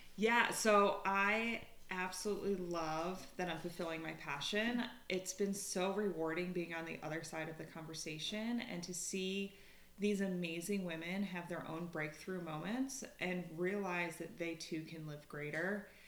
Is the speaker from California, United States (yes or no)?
no; upstate New York, United States; moved away as an adult; also born or lived in Philadelphia, Pennsylvania; now in Conshohocken, United States; Originally, I'm from upstate New York, but I went to college here in Philly, and now I live in Conshohocken with my husband and pup